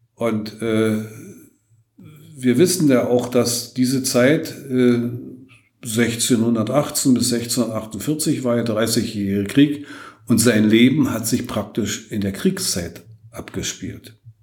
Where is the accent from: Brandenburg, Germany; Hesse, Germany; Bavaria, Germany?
Brandenburg, Germany; Lübben; ich ja nun gebürtiger Lübner bin und sich mich für meine Stadt auch sehr verbunden fühle